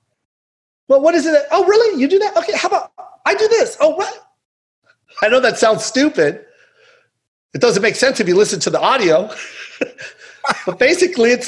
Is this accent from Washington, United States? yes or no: yes; Tacoma, Washington, United States; We come from Tacoma when it was extremely grimy.